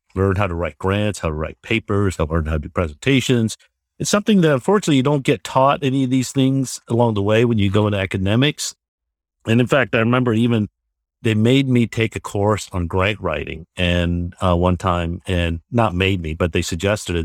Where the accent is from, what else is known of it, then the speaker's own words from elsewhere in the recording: Georgia, United States; I'm originally from Georgia itself